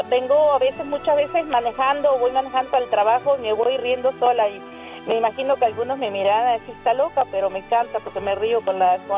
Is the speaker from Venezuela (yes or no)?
no; Uruguay; also born or lived in Pennsylvania, United States; now in Nebraska, United States; Bueno, yo soy uruguaya, pero digo, vivía en Pensilvania, me mudé acá a Nebraska